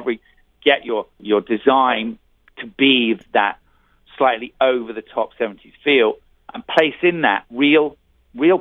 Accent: Belfast, Northern Ireland, United Kingdom; I was born in Belfast

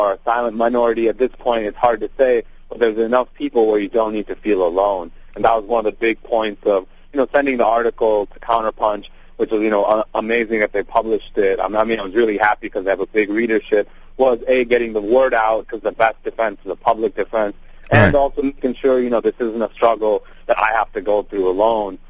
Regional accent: Detroit, Michigan, United States; also born or lived in India; I'm from India, although I, grew up in Detroit, and part of my life was also in the suburbs of Detroit

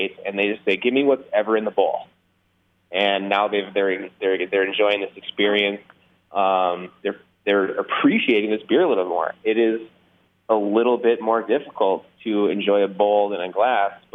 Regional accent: Minnesota, United States; being that we're from Minnesota, which is hardcore Scandinavian country

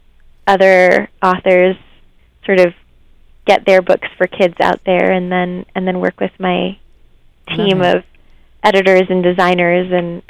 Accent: New York, United States; I grew up just outside of New York City

